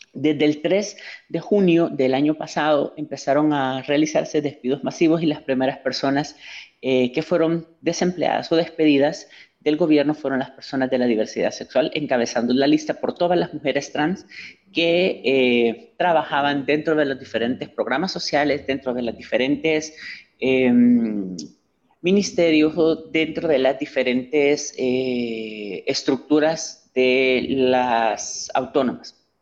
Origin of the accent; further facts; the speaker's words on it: El Salvador; ciudadana salvadoreña